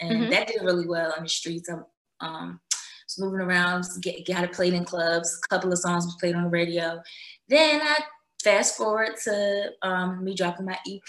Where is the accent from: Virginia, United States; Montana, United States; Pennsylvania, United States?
Pennsylvania, United States; Philadelphia; I'm born and raised in Philadelphia.